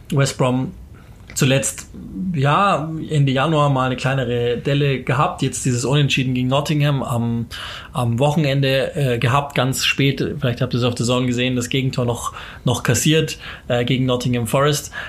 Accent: Germany; Also wie gesagt, wir sind Deutsche.

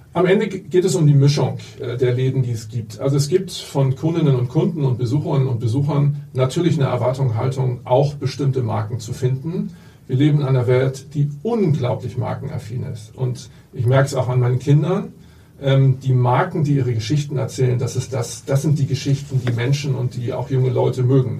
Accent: Hamburg, Germany; ich bin aufgewachsen und in der Tat geboren hier

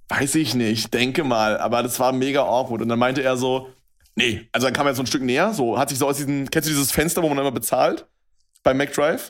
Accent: Brandenburg, Germany; moved away as an adult; now in Berlin, Germany; bei uns in Brandenburg sagt man halt anstatt 11, 11. Also ja. meine ganze Familie macht das halt.

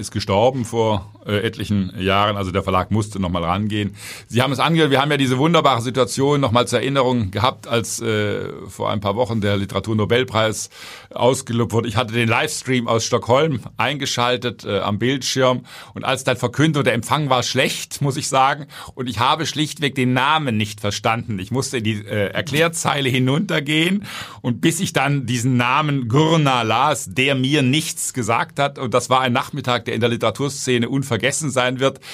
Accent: Germany; Ich als Deutscher

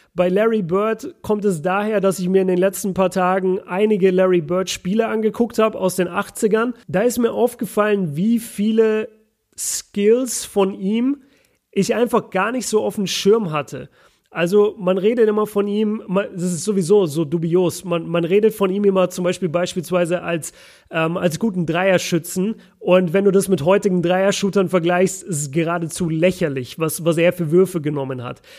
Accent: Nuremberg, Bavaria, Germany; Grüße in meine, in meine Heimat

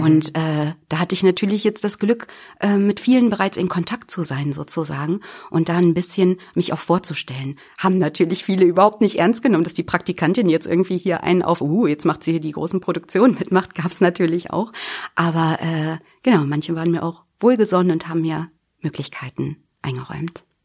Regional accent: Büddenstedt, Lower Saxony, Germany; Also ich bin aus der Weltmetropole Büttenstedt, das ist hier in der Region im Landkreis Helmstedt.

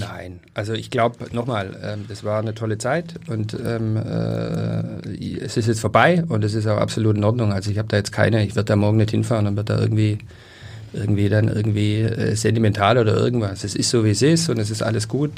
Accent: Stuttgart, Baden-Württemberg, Germany; now in Hamburg, Germany; ich bin in Stuttgart groß geworden

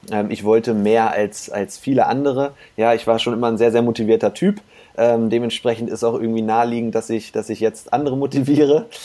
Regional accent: Hanover, Lower Saxony, Germany; Ich sitze hier gerade im, im schönen Hannover. Das ist meine Heimatstadt, hier bin ich groß geworden.

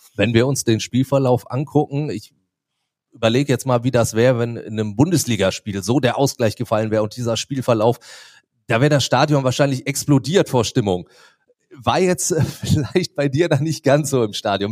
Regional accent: Duisburg, North Rhine-Westphalia, Germany; born or raised there

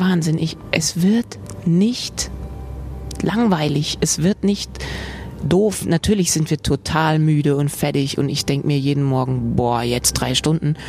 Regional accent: Frankfurt, Hesse, Germany; moved away; also born or lived in Vienna; Sossenheim, da wo ich aufgewachsen bin mit meinem Bruder, ist nicht Dorf

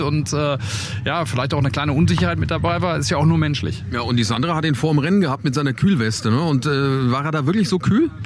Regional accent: Germany; Wir als Deutsche

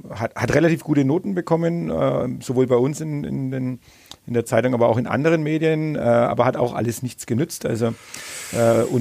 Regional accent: Bad Windsheim, Bavaria, Germany; Heimatstadt. Äh, angeblich es eine Anfrage wohl bei unserem Kur- und Kongresscenter.

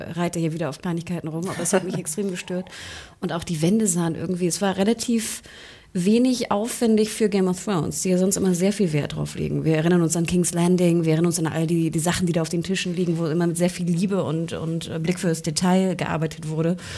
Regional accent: Hamburg, Germany; ich komme ja aus Hamburg

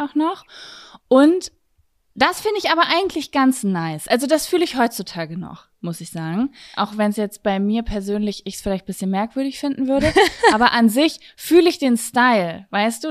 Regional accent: Lübbecke, North Rhine-Westphalia, Germany; hier bei uns in Lübbecke slash Blasheim

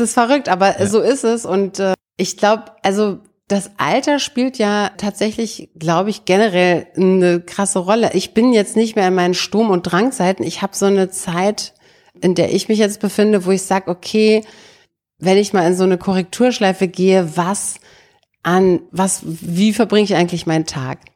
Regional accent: Brandenburg an der Havel, Brandenburg, Germany; moved away; ich komme ja aus Brandenburg, aus der Stadt, aus Brandenburg an der Havel und meine Eltern hatten früher ein Haus da mitten in die Stadt reingebaut

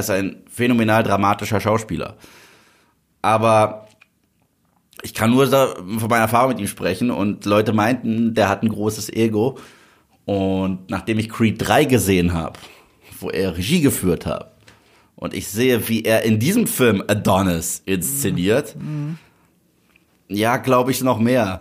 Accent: Germany

